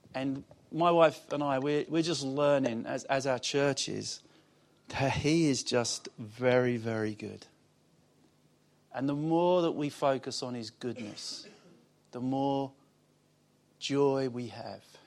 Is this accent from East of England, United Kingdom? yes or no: yes; Basildon, East of England, United Kingdom; also born or lived in Wickford; I'm from Basildon.